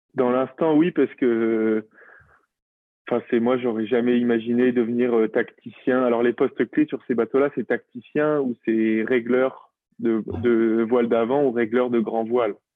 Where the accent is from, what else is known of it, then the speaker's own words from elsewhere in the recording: La Rochelle, Nouvelle-Aquitaine, France; now in Brittany, France; j'ai grandi à La Rochelle.